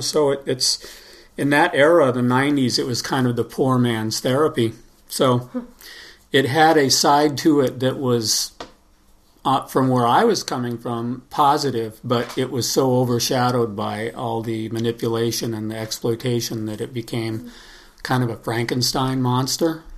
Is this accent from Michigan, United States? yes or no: no; Los Angeles, California, United States; I'm from uh, Los Angeles, and I grew up in Los Angeles